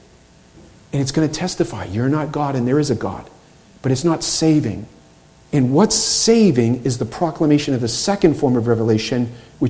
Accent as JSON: {"language": "English", "town": "Boston", "region": "Massachusetts", "country": "United States", "tie": "born or raised there", "said": "I grew up in Boston"}